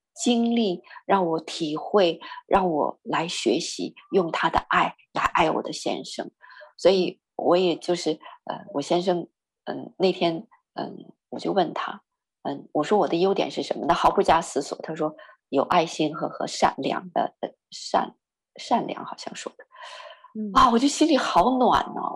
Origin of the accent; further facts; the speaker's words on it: northern Chinese, northern China, China; moved away; 我是北方人